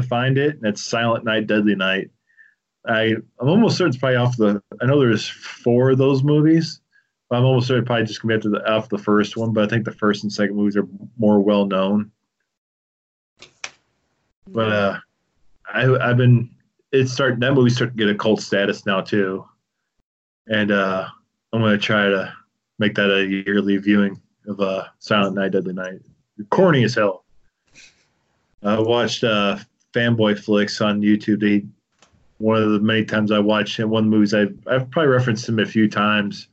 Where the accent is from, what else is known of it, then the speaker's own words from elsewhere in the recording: Clinton, United States; we're both from Clinton